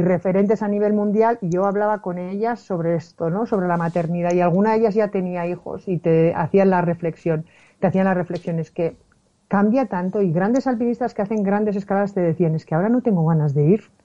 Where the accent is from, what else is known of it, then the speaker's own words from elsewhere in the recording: Basque Country, Spain; yo soy del País Vasco